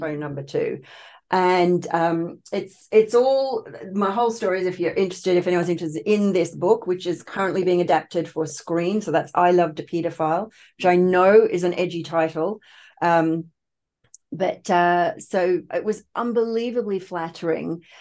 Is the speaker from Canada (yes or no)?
no; Australia; also born or lived in United Kingdom; I was actually born in the U K, but I was raised in Australia. My parents emigrated when I was only two